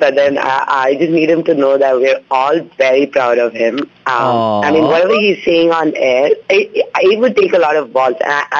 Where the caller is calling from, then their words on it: Bangalore, Karnataka, India; I'm calling from BTM.